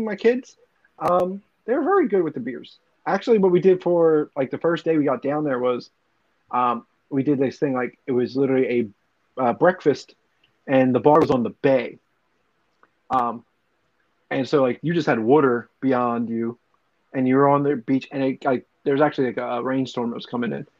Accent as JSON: {"language": "English", "town": "Philadelphia", "region": "Pennsylvania", "country": "United States", "said": "We're from Philly"}